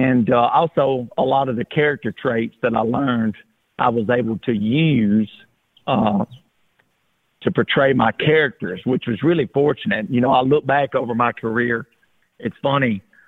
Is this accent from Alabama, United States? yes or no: yes; Alabama, United States; growing up in Alabama, you know, we love to get outside and play ball